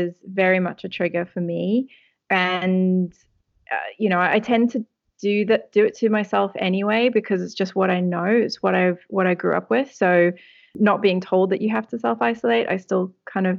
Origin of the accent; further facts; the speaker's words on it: South Africa; the country where I grew up in South Africa